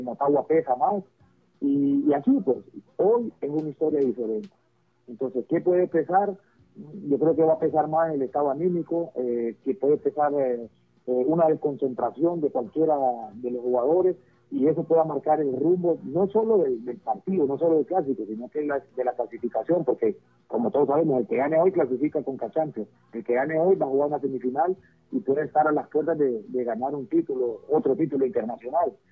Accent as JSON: {"language": "Spanish", "country": "Honduras", "said": "como hondureño"}